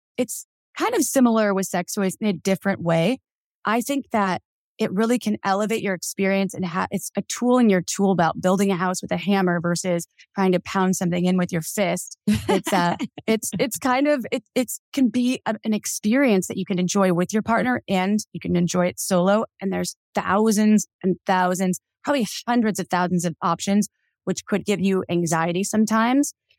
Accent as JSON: {"language": "English", "region": "Wisconsin", "country": "United States", "tie": "born or raised there", "said": "I grew up in Wisconsin"}